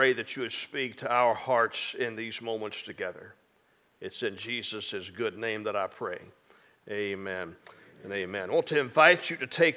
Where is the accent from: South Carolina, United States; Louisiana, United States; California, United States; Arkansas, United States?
Arkansas, United States; near Hope; I grew up in Arkansas, and I grew up just a few miles outside of Hope, Arkansas